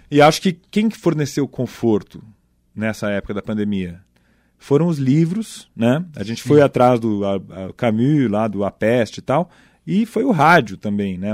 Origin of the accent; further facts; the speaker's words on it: São Paulo, Brazil; cresci ali em Perdizes, perto do Pacaembu e tal, classe média alta de, de São Paulo